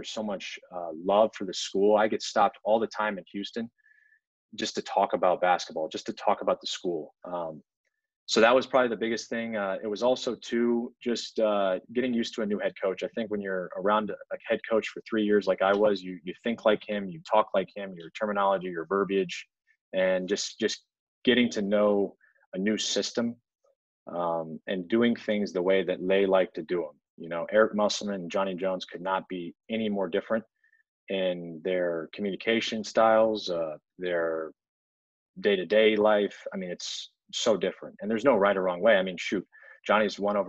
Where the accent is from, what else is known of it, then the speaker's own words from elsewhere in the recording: Italy; born there; also born or lived in everywhere; I was born overseas in Italy, but I've lived everywhere. My dad was military